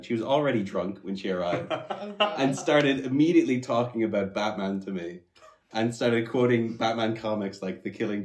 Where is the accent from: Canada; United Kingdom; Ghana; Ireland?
Ireland; I'm from Ireland